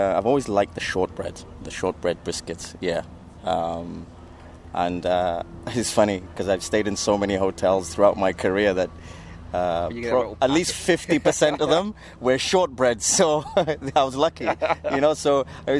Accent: United Kingdom; moved away as an adult; now in North America; I'm British

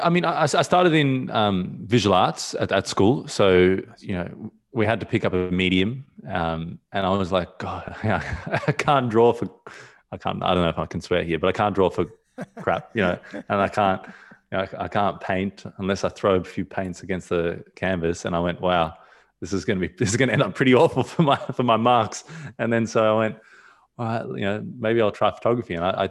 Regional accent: Australia; also born or lived in Johannesburg, South Africa; So, you know, originally I'm from South Africa, Johannesburg, and I was, you know, I spent a few years in South Africa, and I moved over to Australia when I was two.

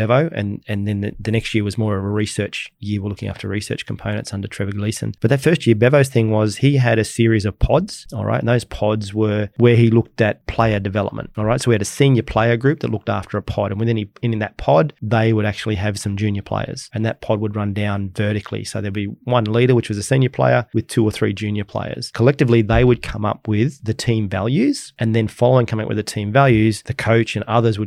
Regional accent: Australia

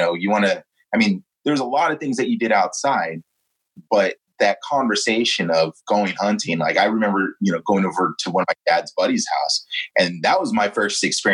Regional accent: California, United States; here on the left coast, you know, with, you know, all the things, the stigmas attached to being a Californian

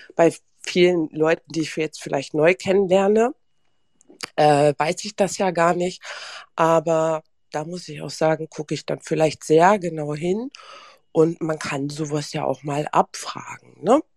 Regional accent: Germany; ich bin hier aufgewachsen in Deutschland

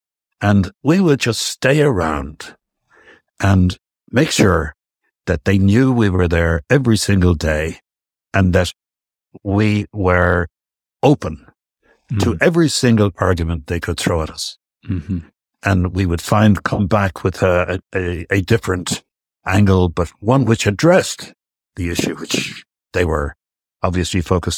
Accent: Ireland; we, I'm speaking of Irish business guys and girls

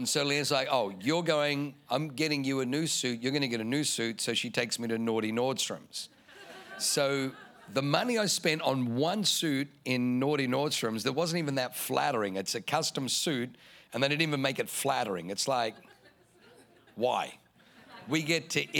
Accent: Germany; now in San Diego, United States; where I was born in Germany

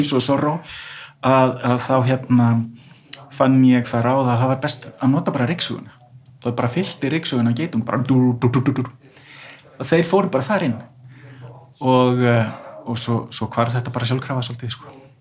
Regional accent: Iceland; við erum Íslendingar

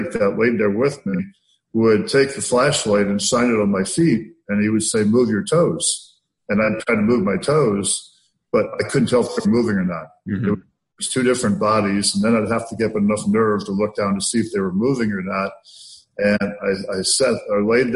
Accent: Iowa, United States; It was just my mom and I living in the middle of 140 acres in the middle of nowhere, Iowa. And we didn't have any money. I grew up real poor

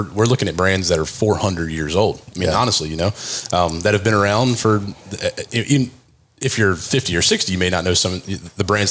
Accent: Frederick, Maryland, United States; into Frederick, Maryland, which is my hometown

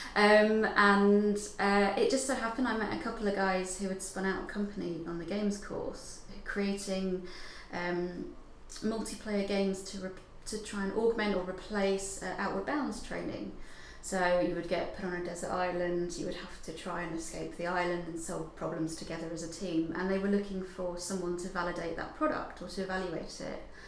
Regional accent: Hertfordshire, East of England, United Kingdom; moved away as an adult; also born or lived in Dundee; I'm originally from Hertfordshire.

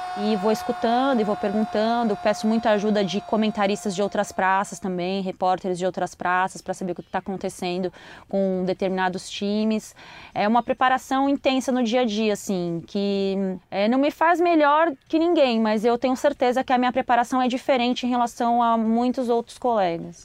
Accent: São Paulo, Brazil; moved away as an adult; now in Rio de Janeiro, Brazil; eu tô morando no Rio de Janeiro, é, eu sou paulistana, faz menos de um ano que eu moro no Rio

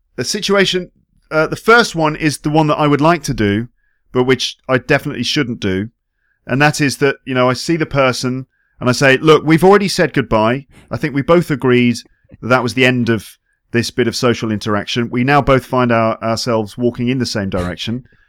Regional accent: England, United Kingdom; moved away as an adult; now in France; as an English person

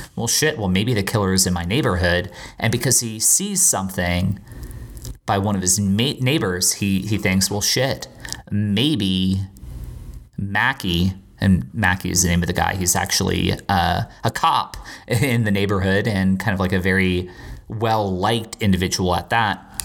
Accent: Naples, Florida, United States; also born or lived in Bermuda; where I grew up in Naples, Florida

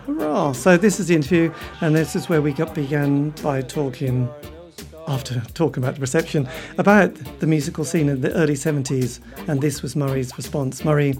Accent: East Anglia, East of England, United Kingdom; because we're from East Anglia

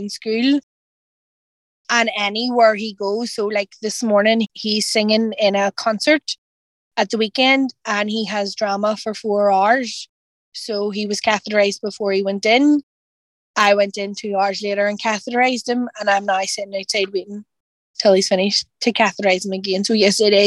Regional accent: Northern Ireland, United Kingdom; we're from Northern Ireland

